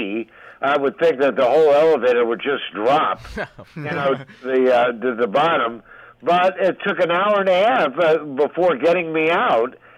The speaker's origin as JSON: {"language": "English", "region": "West Coast", "country": "United States", "moved": "yes", "lives_now": "New York City, United States", "said": "I was from the West Coast"}